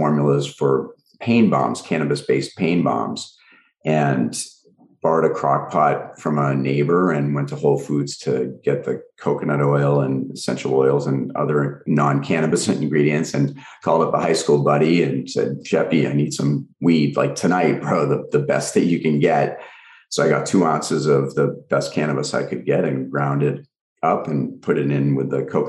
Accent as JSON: {"language": "English", "town": "Swampscott", "region": "Massachusetts", "country": "United States", "tie": "born or raised there", "moved": "as an adult", "lives_now": "Los Angeles, United States", "said": "I was actually just home in my hometown over the weekend, and I still have my lab there"}